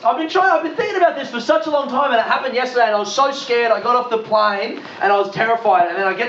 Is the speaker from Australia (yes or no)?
yes; Adelaide, South Australia, Australia; I grew up in Adelaide, in Australia.